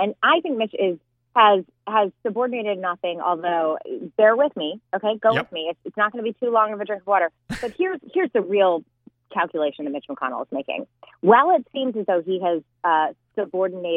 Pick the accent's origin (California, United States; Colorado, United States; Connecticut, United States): Colorado, United States; I'm from Colorado